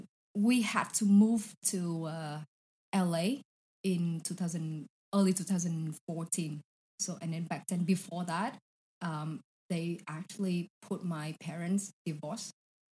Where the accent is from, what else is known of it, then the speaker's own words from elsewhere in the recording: Saigon, Ho Chi Minh City, Vietnam; It's, you know, Saigon is like crazy, crazy place.